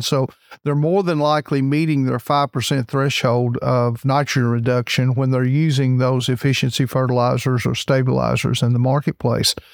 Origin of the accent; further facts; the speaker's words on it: Kentucky, United States; I'm from Kentucky, so we've actually had some fair weather conditions here